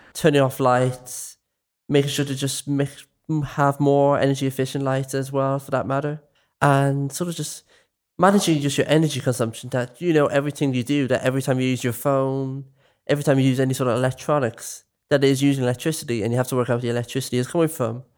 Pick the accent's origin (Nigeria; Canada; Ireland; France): Ireland; Dublin, Leinster; I'm from West Dublin.